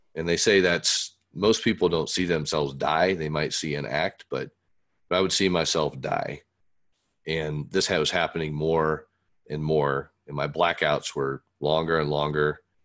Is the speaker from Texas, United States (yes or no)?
yes; Fort Worth, Texas, United States; we moved from Fort Wayne, Indiana to Fort Worth, Texas when I was nine